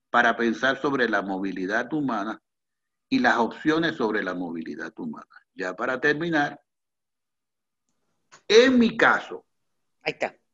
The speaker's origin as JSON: {"language": "Spanish", "country": "Venezuela", "said": "en el único lugar donde yo puedo demostrar que soy venezolano, que es mi cédula de identidad"}